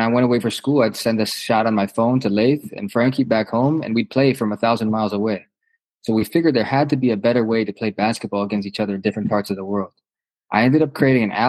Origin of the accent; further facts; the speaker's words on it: Milwaukee, Wisconsin, United States; I grew up in Milwaukee, Wisconsin, the son of two Greek parents